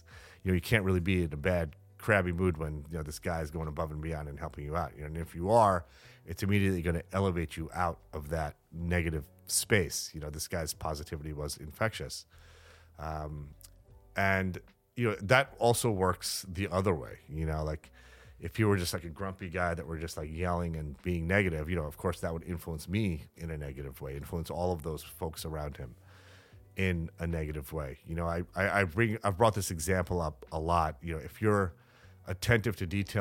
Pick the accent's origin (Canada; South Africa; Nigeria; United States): United States; New York City, New York; the skeptical New Yorker that I am